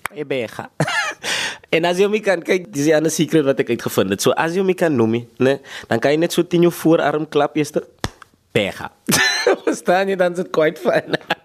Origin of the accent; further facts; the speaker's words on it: Gqeberha, Eastern Cape, South Africa; ek kom van Bloemendal af ek sê altyd is van die Dal af